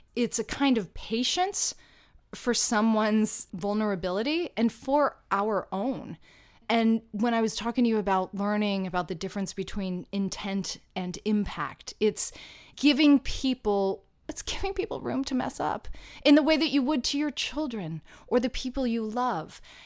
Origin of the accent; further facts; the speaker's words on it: Atlanta, Georgia, United States; now in New York City, United States; when I was growing up in Atlanta doing professional children's theater